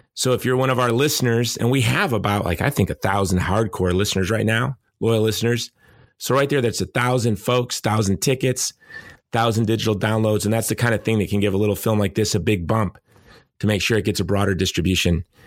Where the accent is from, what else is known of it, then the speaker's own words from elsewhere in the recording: Hawaii, United States; my home state of Hawaii